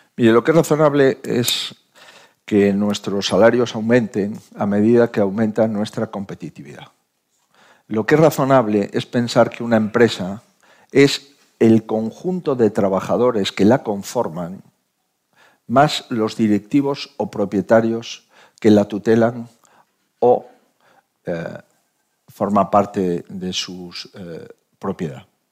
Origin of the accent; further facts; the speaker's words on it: Spain; como español